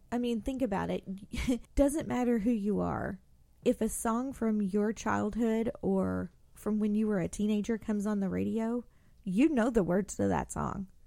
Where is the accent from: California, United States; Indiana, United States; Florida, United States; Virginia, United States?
Indiana, United States; now in Louisville, United States; me growing up in Indiana